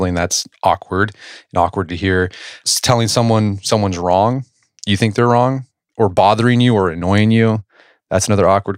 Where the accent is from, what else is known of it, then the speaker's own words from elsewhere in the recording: Oklahoma, United States; I grew up in Oklahoma, so sort of the Midwest.